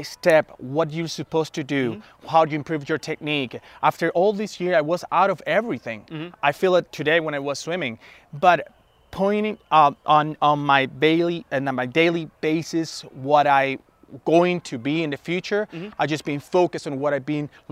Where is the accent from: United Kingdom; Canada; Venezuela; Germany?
Venezuela; English is a second language; moved away as an adult; also born or lived in United States; now in Denver, United States; I am originally from Venezuela. I've been in the United States for more than 12, 14 years, but recently I moved to Denver, Colorado.